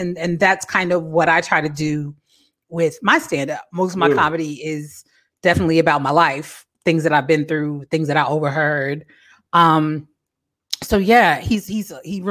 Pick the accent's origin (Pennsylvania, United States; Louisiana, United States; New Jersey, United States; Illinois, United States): New Jersey, United States; moved away; also born or lived in Washington, D.C. area; being an East Coast girl, I grew up in Jersey. Only ever really lived in the DC area other than